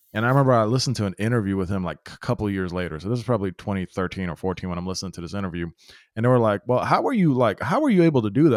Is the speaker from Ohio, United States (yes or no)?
no; Memphis, Tennessee, United States; I grew up in Memphis